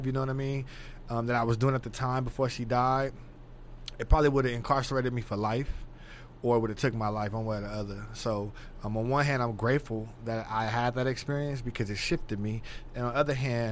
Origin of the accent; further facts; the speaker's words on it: Los Angeles, California, United States; moved away as an adult; also born or lived in Palmdale, California / Bakersfield, California; now in Texas, United States; I'm from LA, born and raised in South Central LA.